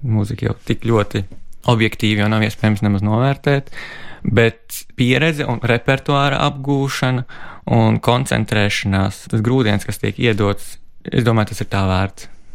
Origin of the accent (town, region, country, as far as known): Latvia; also born or lived in Sweden